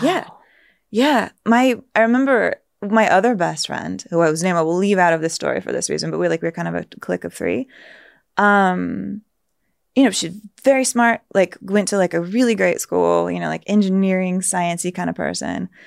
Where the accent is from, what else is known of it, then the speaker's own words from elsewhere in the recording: San Antonio, Texas, United States; moved away; I felt kinda insulated growing up in San Antonio